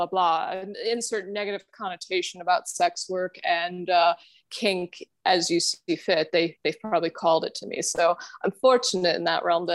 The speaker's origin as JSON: {"language": "English", "country": "Germany", "tie": "born or raised there", "second_language": "English", "moved": "yes", "lives_now": "Chicago, United States", "said": "I grew up in Germany, actually, and I still have family there"}